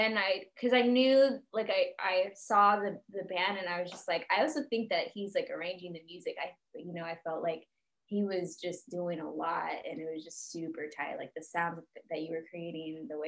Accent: Bay Area, California, United States; moved away as an adult; now in Los Angeles, United States; I'm from the Bay Area originally

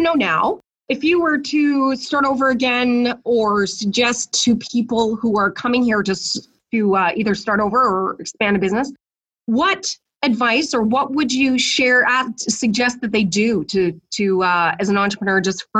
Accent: British Columbia, Canada; as Canadians, we keep exploring, and as British Columbia, we're world renowned as being supernatural.

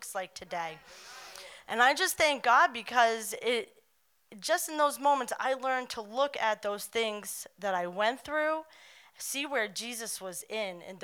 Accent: Long Island, New York, United States; moved away; I wasn't from here. I'm from Long Island, New York

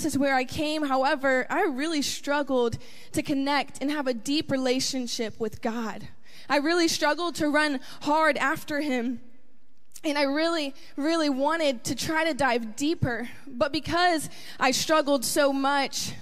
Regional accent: Tampa, Florida, United States; I grew up right here in Tampa, Florida

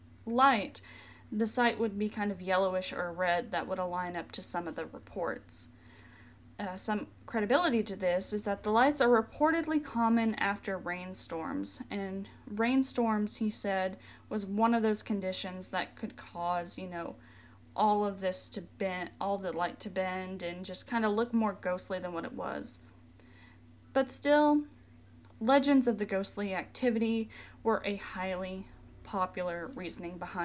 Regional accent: Tennessee, United States; Tennessee, my home state

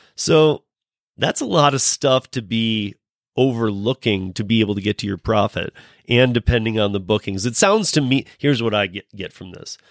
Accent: Michigan, United States; moved away as an adult; now in Colorado, United States; I'm born and raised in Michigan. Um, I've been out in Colorado for you know almost as long as I lived in Michigan

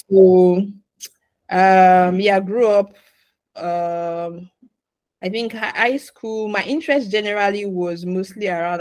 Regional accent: Nigeria; moved away as an adult; also born or lived in Ghana; I'm originally from Nigeria.

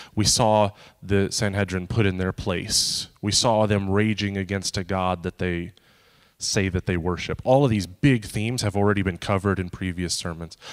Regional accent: United States; I'm an American.

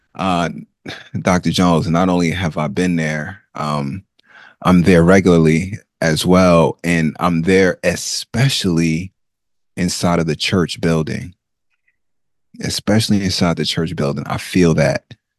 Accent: Nigeria; I am Nigerian. Uh, I am from the Ibo language speaking group of Nigeria.

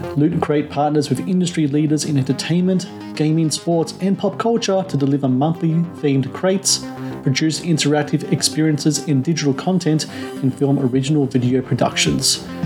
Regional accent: Australia

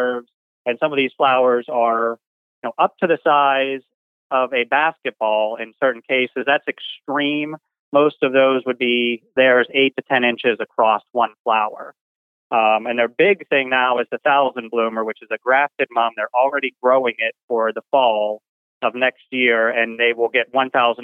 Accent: Pittsburgh, Pennsylvania, United States; moved away as an adult; now in Oklahoma, United States; I'm originally from Pittsburgh, Pennsylvania

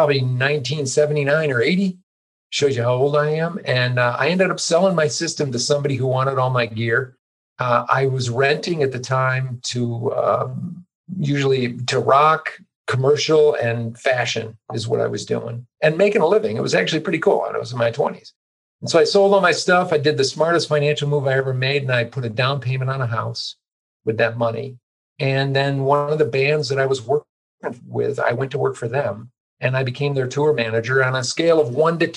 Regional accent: Chicago, Illinois, United States; moved away; also born or lived in East Coast / Boulder, Colorado; I basically grew up in the Chicago suburbs, born on the East Coast, but got dragged here when I was relatively young and grew up in the Chicago suburbs

